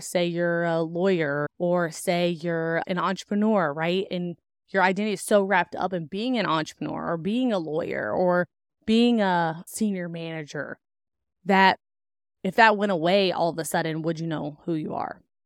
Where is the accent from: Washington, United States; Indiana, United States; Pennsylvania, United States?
Indiana, United States; also born or lived in Kentucky; I was born in Kentucky and then raised on a farm in Indiana